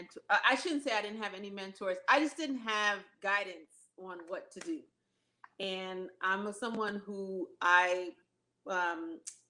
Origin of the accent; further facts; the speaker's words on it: New Jersey, United States; moved away as an adult; now in Los Angeles, United States; I'm from the East Coast. Like, I'm from Jersey.